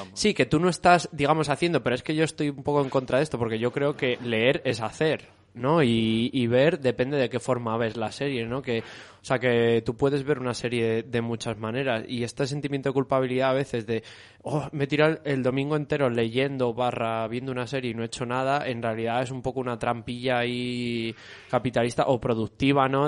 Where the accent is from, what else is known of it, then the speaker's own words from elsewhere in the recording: Community of Madrid, Spain; el trauma que tenemos los madroños